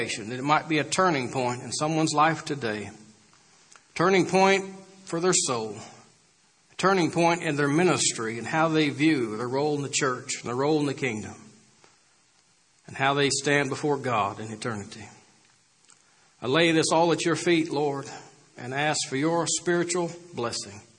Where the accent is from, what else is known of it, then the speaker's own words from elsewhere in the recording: Bellrive, Illinois, United States; also born or lived in Mount Vernon, Illinois; I grew up in Belrive, Illinois, and around Mount Vernon